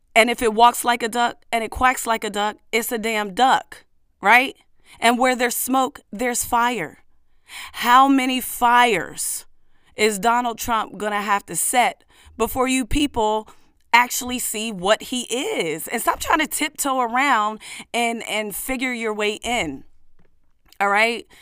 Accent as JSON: {"language": "English", "country": "United States", "said": "I am an American black woman, an American descendant of slaves"}